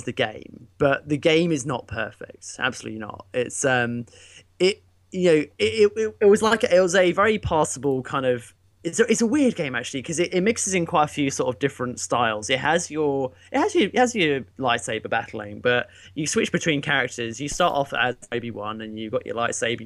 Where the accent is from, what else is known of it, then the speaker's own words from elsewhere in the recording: United Kingdom; me being British